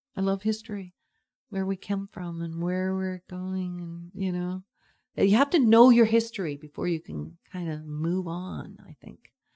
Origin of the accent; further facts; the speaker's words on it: Schmitz, British Columbia, Canada; also born or lived in Vancouver / Nanaimo; now in Pender Island, Canada; I think I grew up in Schmitz and then I kinda lived in Vancouver and then I lived in Nanaimo and all these places and stuff like that. I sort of roamed around, not anywhere far away from the Lower Mainland